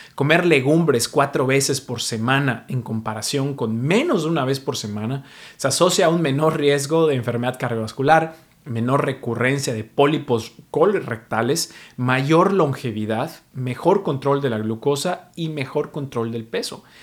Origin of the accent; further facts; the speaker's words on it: Mexico; now in New York, United States; soy mexicano, pero vivo en Nueva York